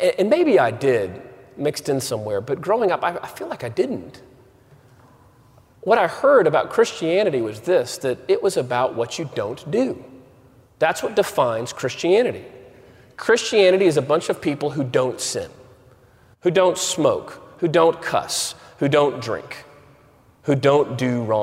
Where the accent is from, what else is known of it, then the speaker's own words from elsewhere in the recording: Waco, Texas, United States; I grew up in Waco, Texas